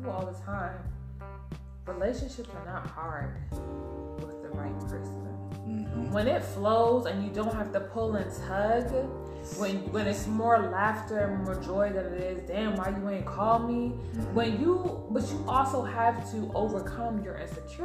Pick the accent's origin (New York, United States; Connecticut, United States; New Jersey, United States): New York, United States; I'm from New York